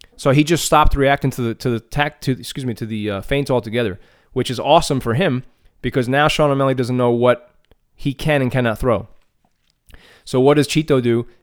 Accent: Argentina; being a Latino myself, you know, I'm from Argentina

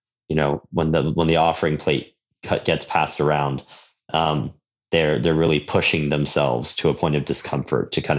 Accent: Southern California, United States; now in Daly City, United States; I grew up in Southern California.

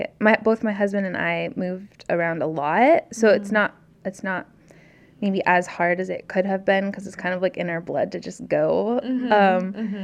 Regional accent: Alaska, United States; also born or lived in Maryland / Indiana / California / Oregon; And I grew up in Alaska, and then lived in Maryland and Indiana and California and then Oregon.

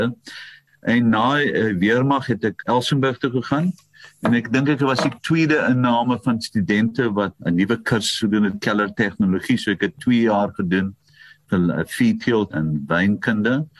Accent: Paarl, Western Cape, South Africa; ek is gebore op Fairview. Ek is die eerste kind van my pa, die oudste seun en ek is gebore in die plaashuis

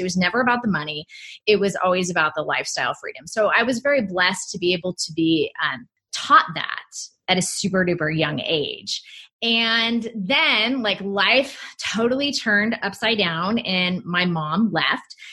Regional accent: United States; also born or lived in Hawaii; I grew up in California and Hawaii

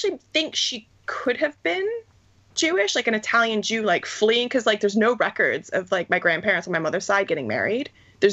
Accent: Niagara Falls, Ontario, Canada; now in United Kingdom; I grew up in Niagara Falls, and my brother-in-law is from Niagara Falls, New York

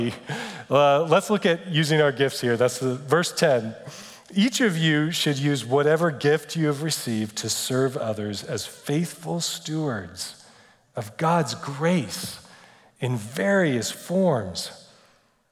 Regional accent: United States; we're too American. We're very American

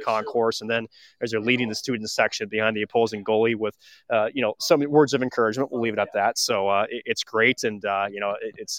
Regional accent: around Mariucci, Minnesota, United States; growing up around Mariucci as a Gophers fan

